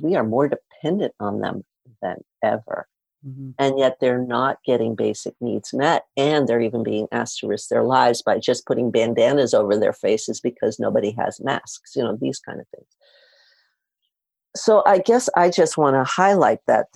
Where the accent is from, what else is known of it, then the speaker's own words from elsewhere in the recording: New York City, New York, United States; I grew up in Spanish Harlem